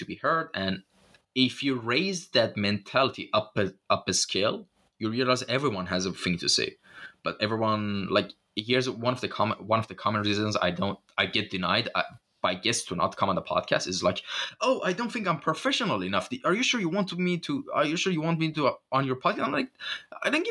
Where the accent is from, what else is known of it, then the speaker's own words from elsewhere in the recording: Shiraz, Fars, Iran; moved away; back in my hometown, in the old districts of, like, you know, Zandia Street of Shiraz